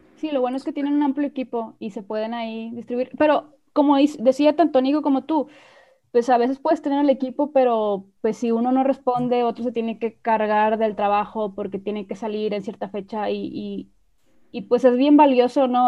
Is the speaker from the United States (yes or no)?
no; Mexico; nosotros somos de México